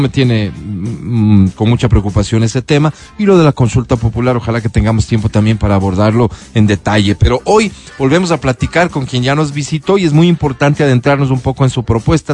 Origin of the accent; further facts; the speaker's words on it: Ecuador; como, como ecuatorianos